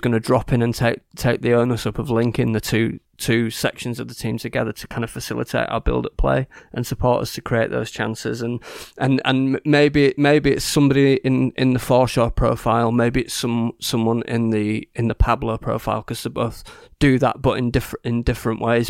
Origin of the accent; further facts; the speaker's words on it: Yorkshire and the Humber, United Kingdom; I'm from Yorkshire